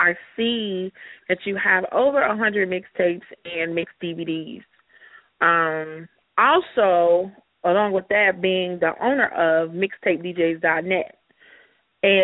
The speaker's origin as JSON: {"language": "English", "town": "Chicago", "region": "Illinois", "country": "United States", "said": "I'm from Chicago."}